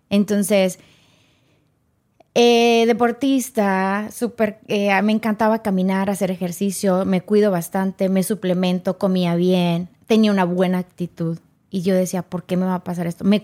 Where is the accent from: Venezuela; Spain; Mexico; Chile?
Mexico; O sea, yo vengo de México